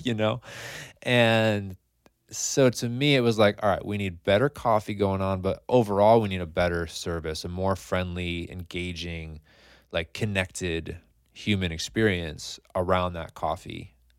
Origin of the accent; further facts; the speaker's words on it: Scotia, New York, United States; I grew up in Scotia